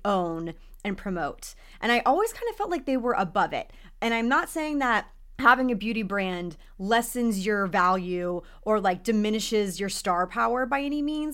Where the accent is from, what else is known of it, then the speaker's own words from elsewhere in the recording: Texas, United States; now in Los Angeles, United States; I grew up in Texas